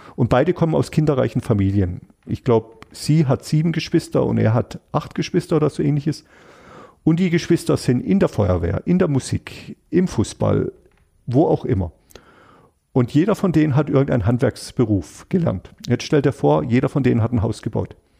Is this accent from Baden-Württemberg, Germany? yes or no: yes; Freiburg, Baden-Württemberg, Germany; ich bin Freiburger, weil das hat alles ganz viel mit mir und hier meiner Heimat zu tun